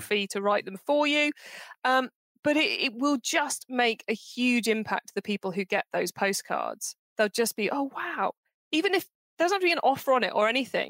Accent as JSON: {"language": "English", "area": "Cornwall", "region": "South West England", "country": "United Kingdom", "said": "I'm from Cornwall."}